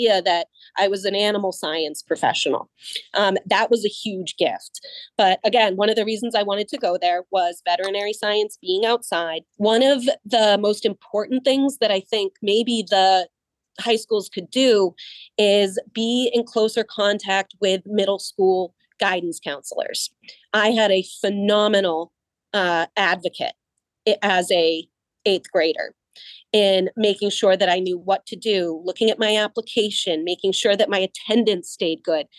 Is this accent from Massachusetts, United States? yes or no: yes; Franklin, Massachusetts, United States; I grew up in Franklin, Massachusetts as a Caucasian female